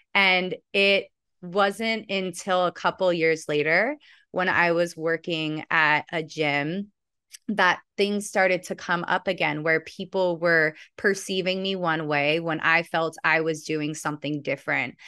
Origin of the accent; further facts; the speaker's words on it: Santa Monica, California, United States; also born or lived in Venice, Los Angeles; I was born in Santa Monica